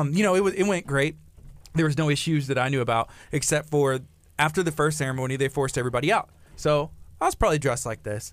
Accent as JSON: {"language": "English", "town": "La Marque", "region": "Texas", "country": "United States", "tie": "born or raised there", "said": "I grew up, I grew up in Lamarck, you know, myself, and my parents still live here"}